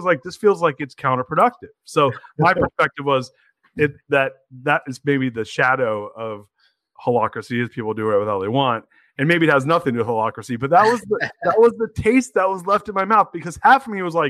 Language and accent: English; California, United States; moved away as an adult; now in Austin, United States; I'm originally from California